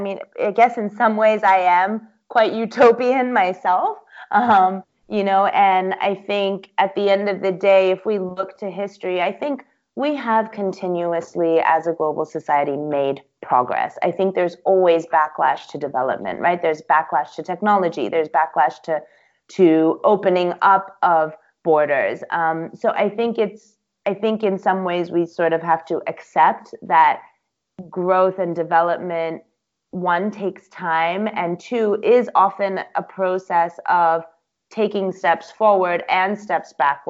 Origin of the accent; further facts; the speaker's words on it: Singapore; My parents, my mom's Taiwanese, my dad's Ethiopian, but then I grew up in Singapore.